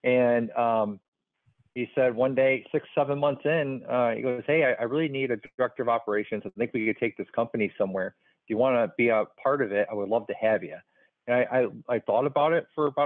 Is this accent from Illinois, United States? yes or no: yes; Chicago, Illinois, United States; moved away as an adult; also born or lived in Pearl Harbor, Hawaii; now in Columbus, United States; I was born and raised in Chicago, Illinois